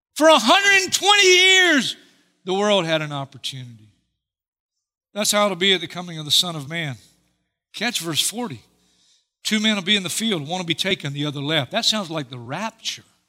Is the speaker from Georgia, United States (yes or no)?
no; Hartsville, South Carolina, United States; I'm in Hartsfield, South Carolina, my hometown